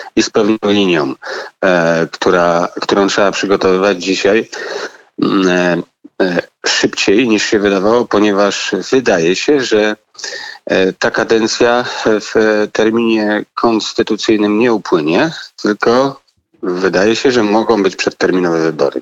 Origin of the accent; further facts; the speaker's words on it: Kraków, Lesser Poland, Poland; ja jestem z Krakowa